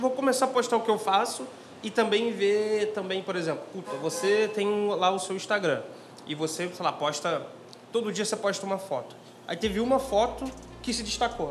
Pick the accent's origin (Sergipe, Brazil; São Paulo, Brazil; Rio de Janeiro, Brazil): Rio de Janeiro, Brazil; interior of Rio de Janeiro state, Brazil; eu sou do interior do Rio